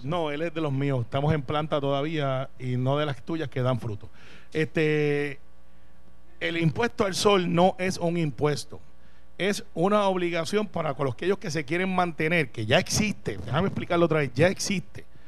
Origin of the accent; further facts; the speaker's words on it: Puerto Rico; no hemos tenido todavía una discusión clara como puertorriqueños